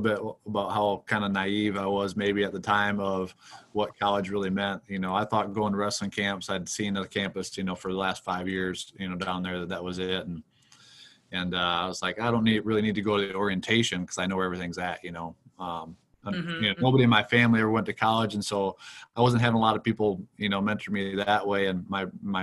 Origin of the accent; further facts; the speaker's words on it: Mapleton, Minnesota, United States; moved away as an adult; also born or lived in Iowa / Chaska, Minnesota; now in West Point, United States; I grew up in Minnesota, about an hour from